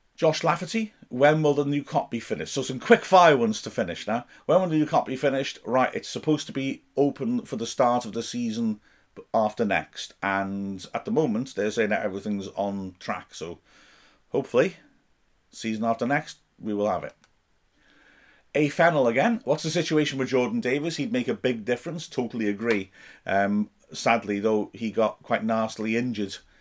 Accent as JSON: {"language": "English", "country": "United Kingdom"}